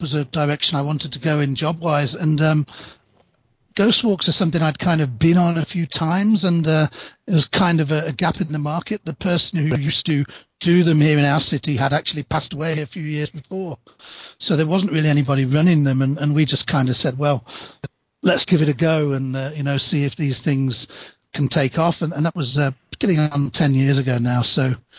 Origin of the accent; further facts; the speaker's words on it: East Midlands, United Kingdom; now in Birmingham, United Kingdom; As I say, I'm from England. I live in the city of Birmingham, although I grew up in a mining town close to the city of Nottingham, so a little bit of a sort of small town upbringing.